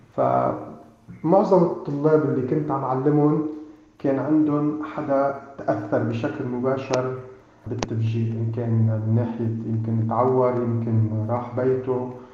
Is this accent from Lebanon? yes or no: yes; Lebanon; نحن كشعب لبناني